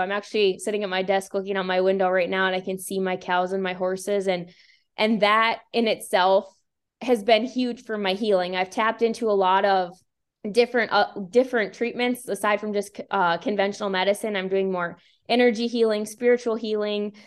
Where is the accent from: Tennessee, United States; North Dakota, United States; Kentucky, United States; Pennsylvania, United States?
North Dakota, United States; Bowman; also born or lived in Billings, Montana; I moved back to my hometown in Bowman, North Dakota